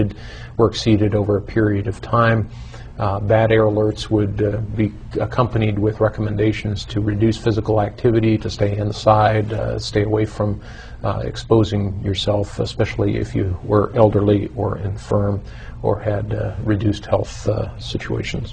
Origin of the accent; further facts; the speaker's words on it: New York, United States; growing up in New York, it was very common to rake your leaves